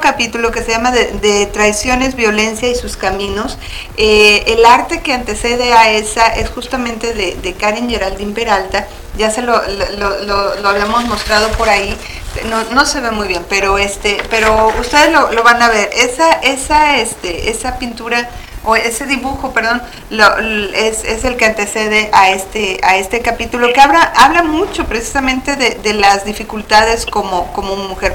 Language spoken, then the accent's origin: Spanish; Mexico; now in Phoenix, United States; todas somos este, nacidas en México